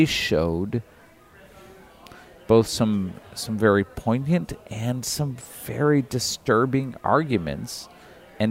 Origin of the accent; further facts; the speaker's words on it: Michigan, United States; I grew up in Michigan